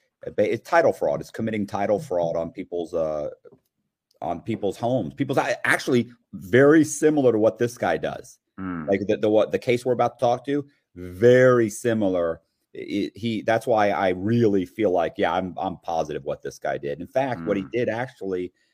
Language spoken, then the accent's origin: English; Tampa, Florida, United States; you know, I was born and raised in Tampa, Florida.